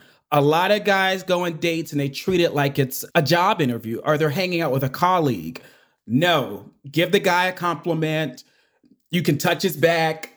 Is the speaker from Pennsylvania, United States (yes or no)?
yes; Pittsburgh, Pennsylvania, United States; now in Atlanta, United States; I'm from Pittsburgh, Pennsylvania, but I actually live in Atlanta, Georgia, with my husband and our two nephews.